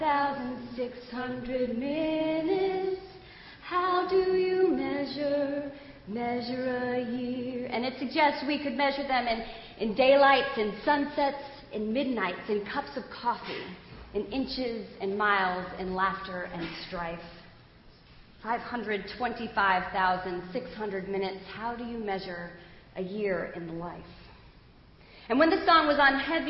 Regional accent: United States; I grew up just outside of Manhattan in the suburbs

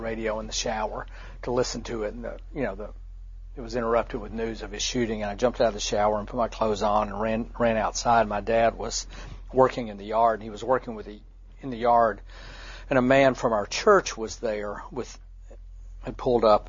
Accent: Memphis, Tennessee, United States; growing up when I did in the 50s and 60s in Memphis

